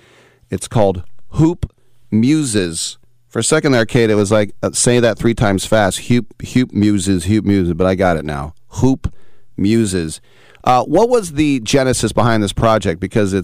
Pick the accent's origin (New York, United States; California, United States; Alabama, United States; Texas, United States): California, United States; Bay Area; I'm from the Bay Area.